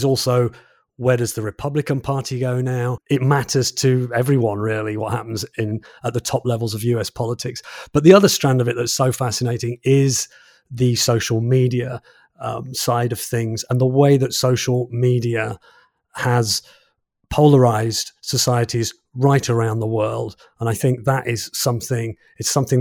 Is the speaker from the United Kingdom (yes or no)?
yes; England, United Kingdom; as a Brit, as an English person